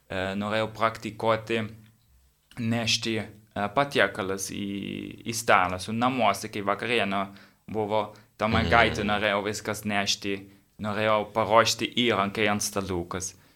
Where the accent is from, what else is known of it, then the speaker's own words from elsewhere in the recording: Netherlands; Lithuanian is a second language; now in Vilnius, Lithuania; aš iš Olandijos